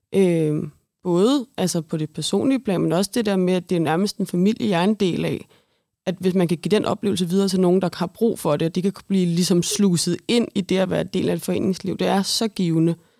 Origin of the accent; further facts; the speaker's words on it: Brøndby, Capital Region of Denmark, Denmark; Nu er jeg altså, født og opvokset i Brøndby